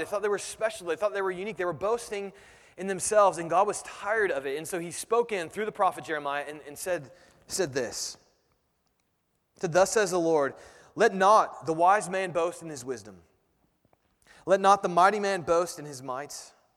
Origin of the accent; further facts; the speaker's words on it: United States; as Americans